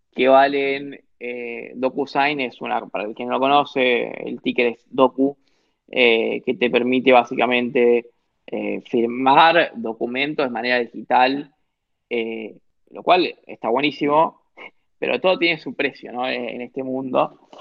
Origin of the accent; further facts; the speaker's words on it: Corrientes, Argentina; yo soy de Corrientes, del interior de Argentina